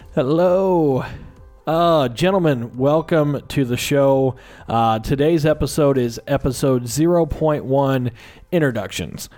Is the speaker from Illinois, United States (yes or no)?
yes; Southern Illinois, United States; moved away as an adult; also born or lived in Washington State / Arizona; now in Phoenix, United States; I am am originally from Southern Illinois. Um, grew up there